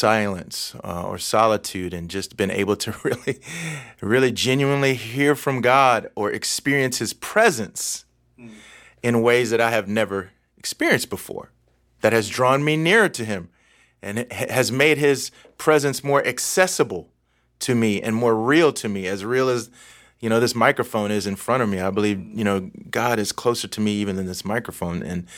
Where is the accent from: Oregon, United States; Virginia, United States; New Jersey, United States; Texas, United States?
Texas, United States; Yes, I am 50. I grew up in Texas, and I grew up raised by a single mom.